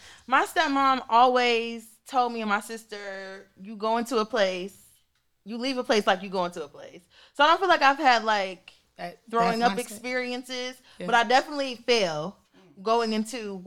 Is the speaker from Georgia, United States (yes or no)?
yes; Atlanta, Georgia, United States; moved away; I'm originally from Atlanta, Georgia